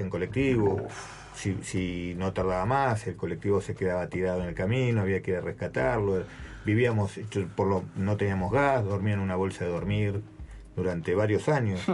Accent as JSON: {"language": "Spanish", "town": "Capilla del Señor", "region": "Buenos Aires Province", "country": "Argentina", "tie": "born or raised there", "also_born_or_lived": "Santa Cruz", "moved": "yes", "said": "nací ahí en Capilla del Señor"}